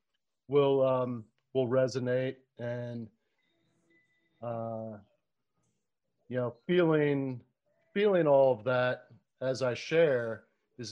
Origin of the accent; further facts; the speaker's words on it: Florida, United States; growing up in Florida